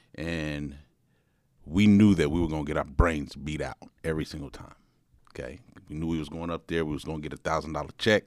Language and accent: English; Gary, Indiana, United States; I grew up in Gary, Indiana